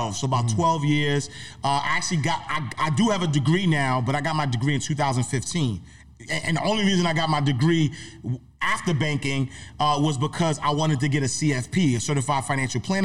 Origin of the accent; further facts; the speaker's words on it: New York City, New York, United States; I'm from Harlem, first and foremost. I got to say that because my guys back in the block, they would never forgive me. So I'm from St. Nicholas Projects, 129th Street, 8th Avenue. Grew up single parent home